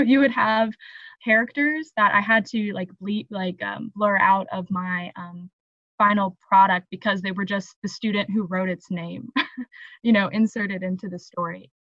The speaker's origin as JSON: {"language": "English", "town": "Evansville", "region": "Indiana", "country": "United States", "said": "I'm from Evansville, Indiana, which is like the toe of the boot"}